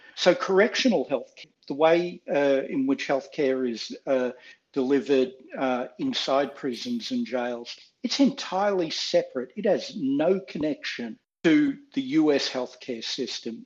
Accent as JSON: {"language": "English", "country": "Australia", "moved": "as an adult", "lives_now": "United States", "said": "living as an Australian in the United States uh, in graduate school"}